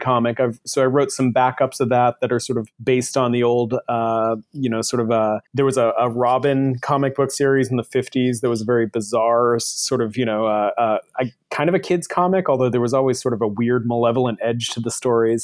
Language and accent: English; Buxton, Maine, United States; moved away as an adult; also born or lived in Portland, Maine / Boston / Colorado; now in Seattle, United States; I grew up in Buxton, Maine